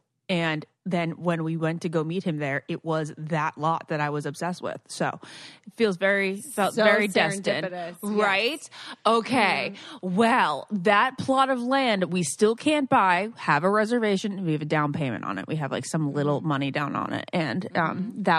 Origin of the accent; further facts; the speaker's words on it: East Greenwich, Rhode Island, United States; It reminds me of my hometown. Love it very much. East Greenwich.